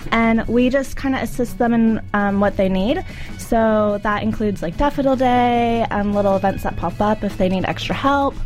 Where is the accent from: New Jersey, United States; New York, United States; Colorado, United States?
Colorado, United States; now in New Zealand; I'm from Colorado